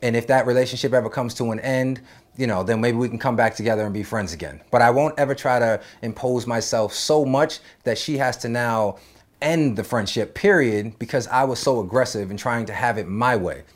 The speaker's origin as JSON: {"language": "English", "region": "East Coast", "country": "United States", "tie": "born or raised there", "moved": "yes", "lives_now": "Los Angeles, United States", "said": "with me growing up on the East Coast, I wasn't in this L A lifestyle"}